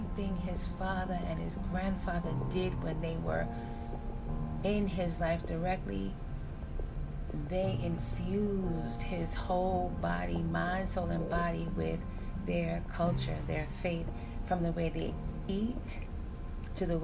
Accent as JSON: {"language": "English", "town": "New York City", "region": "New York", "country": "United States", "tie": "born or raised there", "said": "I was born in New York City. I was living in New York City in the time of the late 80s"}